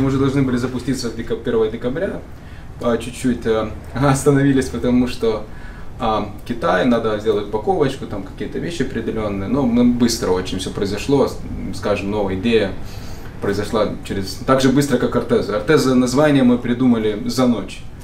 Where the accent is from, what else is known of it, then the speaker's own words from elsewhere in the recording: Šilutė, Klaipėda County, Lithuania; now in United States; Из Литвы, из Шилуты, маленький